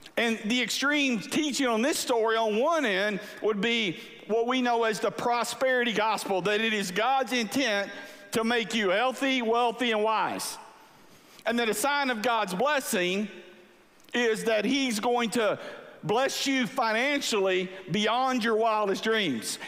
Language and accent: English; Angleton, Texas, United States; I grew up in South Texas by the beach